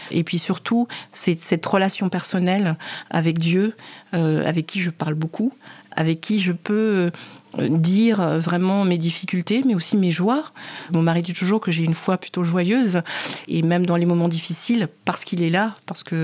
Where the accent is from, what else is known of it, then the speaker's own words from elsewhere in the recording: Cameroon; et c'est pas du tout à ma voix que vous pouvez constater que je suis camerounaise.